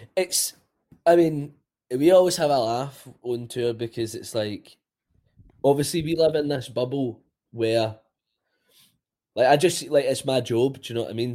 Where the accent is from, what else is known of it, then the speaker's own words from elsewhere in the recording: Bishopbriggs, Scotland, United Kingdom; also born or lived in Robroyston; I grew up in Bishop Briggs, then moved to the Broyston, kinda early age